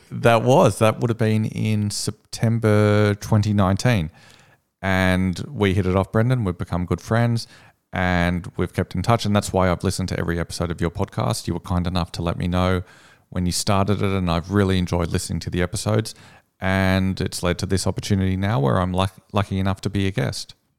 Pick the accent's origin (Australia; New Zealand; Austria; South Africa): Australia; Sydney, New South Wales; I'm from Sydney.